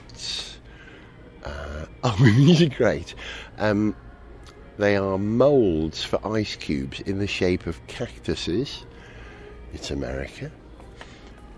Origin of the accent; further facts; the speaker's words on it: United Kingdom; as a Brit